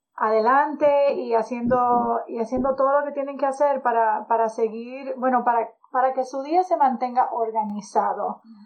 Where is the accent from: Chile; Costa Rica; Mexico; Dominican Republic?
Dominican Republic; moved away; also born or lived in California; Yo soy dominicana